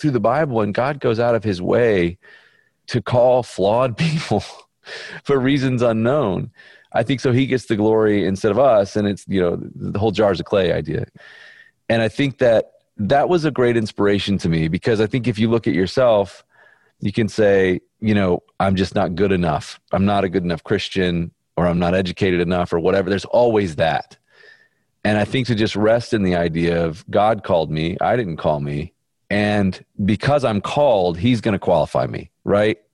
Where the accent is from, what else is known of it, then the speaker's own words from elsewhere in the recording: Birmingham, Alabama, United States; I'm from Birmingham, Alabama, and Baptist